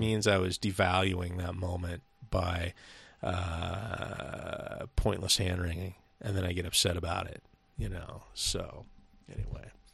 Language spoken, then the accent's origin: English; Seattle, Washington, United States; We're from the northwest of, uh, yeah, we're from Seattle